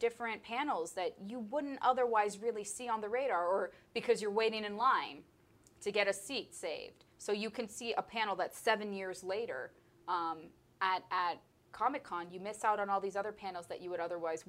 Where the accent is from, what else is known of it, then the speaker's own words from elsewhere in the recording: San Diego, California, United States; Even though I grew up in San Diego, I was kind of one of those people that just went because it was fun.